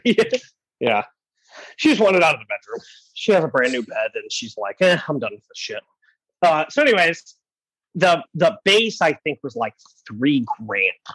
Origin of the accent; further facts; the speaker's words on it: Michigan, United States; moved away; in Michigan, middle of nowhere, because I am from Michigan